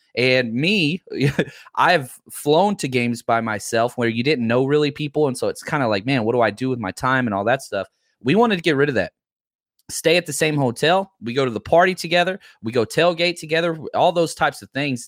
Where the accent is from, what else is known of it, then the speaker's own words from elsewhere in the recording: Dallas, Texas, United States; I grew up in Dallas